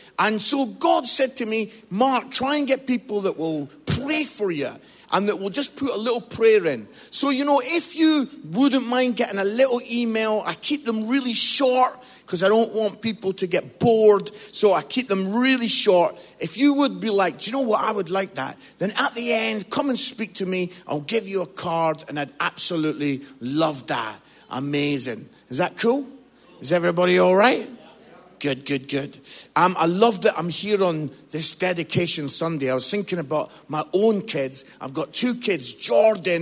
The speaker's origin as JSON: {"language": "English", "region": "Scotland", "country": "United Kingdom", "also_born_or_lived": "Musselburgh, Scotland", "moved": "yes", "lives_now": "England", "said": "I'm Scottish"}